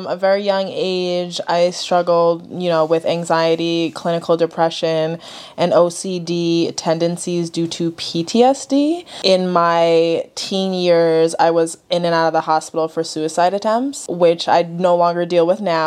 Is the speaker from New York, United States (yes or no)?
yes; New York, United States; now in Connecticut, United States; Then I moved from New York to Connecticut, which was also hard for me. Mm-hmm. New York was and still is definitely my home.